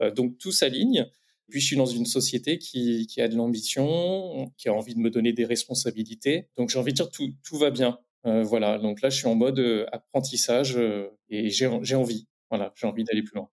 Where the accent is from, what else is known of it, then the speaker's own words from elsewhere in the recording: Reims, Grand Est, France; je viens de la Champagne-Ardenne, de Reims plus précisément